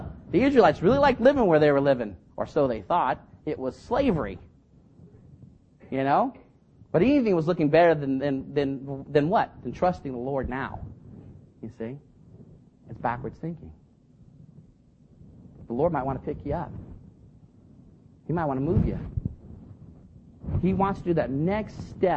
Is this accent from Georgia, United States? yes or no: no; Fremont, California, United States; now in Union City, United States; I grew up in Fremont, but I got saved and moved soon